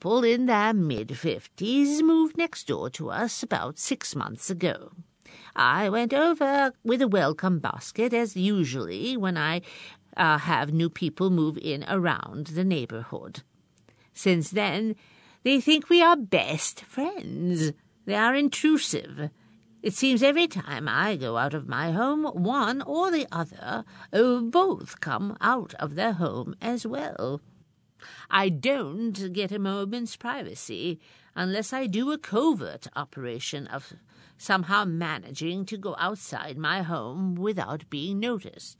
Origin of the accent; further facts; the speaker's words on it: Binghamton, New York, United States; my hometown, Parlor City